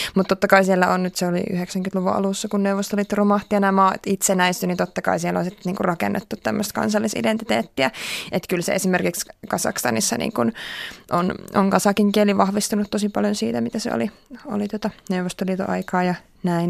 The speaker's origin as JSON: {"language": "Finnish", "country": "Finland", "said": "mä oon Suomesta"}